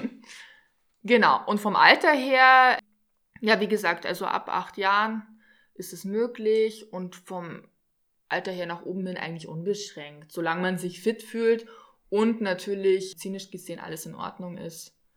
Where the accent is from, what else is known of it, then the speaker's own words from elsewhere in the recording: Regensburg, Bavaria, Germany; Ich komme aus Regensburg in Deutschland